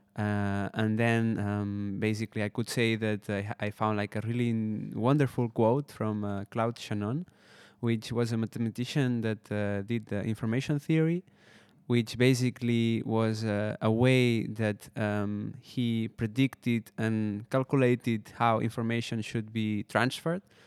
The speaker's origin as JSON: {"language": "English", "country": "Spain", "also_born_or_lived": "Barcelona", "moved": "as an adult", "lives_now": "Netherlands", "said": "I'm from Spain, uh, and I studied, uh, audiovisual design for two years in Barcelona."}